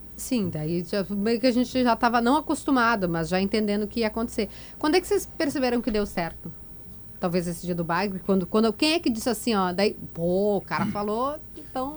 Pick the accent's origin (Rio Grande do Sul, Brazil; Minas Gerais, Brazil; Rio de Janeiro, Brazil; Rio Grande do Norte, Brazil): Rio Grande do Sul, Brazil; moved away as an adult; also born or lived in Brasília; Eu morei fora há quatro anos. Quando a gente sai daqui, a gente fica mais gaúcho.